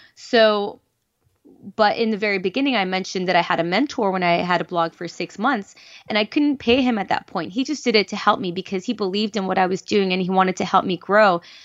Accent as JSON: {"language": "English", "town": "Los Angeles", "region": "California", "country": "United States", "said": "I'm from Los Angeles"}